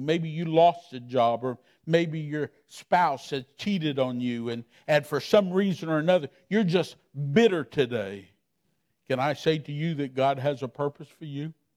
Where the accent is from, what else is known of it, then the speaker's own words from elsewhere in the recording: Miami, Florida, United States; I'm from Miami, Florida.